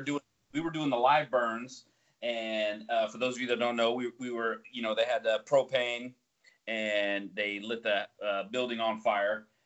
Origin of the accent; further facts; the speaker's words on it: Colorado, United States; moved away; I'm from Colorado